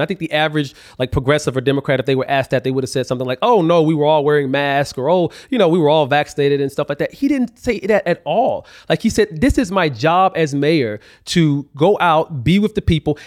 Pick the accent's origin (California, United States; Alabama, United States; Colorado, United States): Alabama, United States; I grew up in Alabama